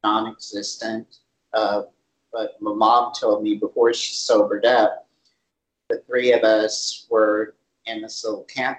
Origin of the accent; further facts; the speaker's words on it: California, United States; born there; I was born in Lidway, close to Los Angeles.